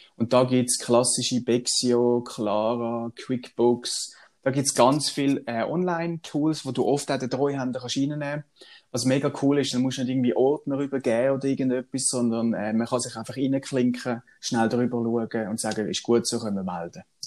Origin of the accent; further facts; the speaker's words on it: Swabia, Germany; ich bin ja ein gebürtiger Schwab